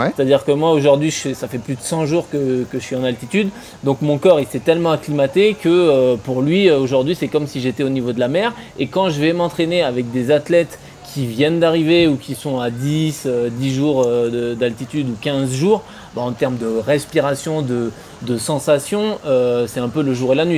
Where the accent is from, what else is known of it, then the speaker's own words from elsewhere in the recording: France; en tant que Français